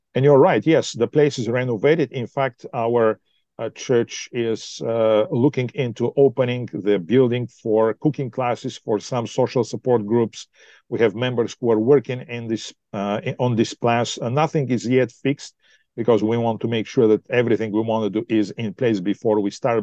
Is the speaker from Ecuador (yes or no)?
no; Bulgaria; moved away as an adult; also born or lived in Australia / United States; now in Ontario, Canada; I'm originally from Bulgaria